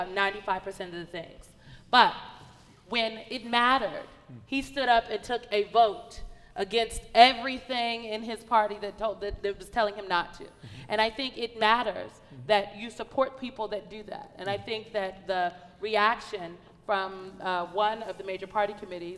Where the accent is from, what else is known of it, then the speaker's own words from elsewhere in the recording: Nebraska, United States; I'm from Nebraska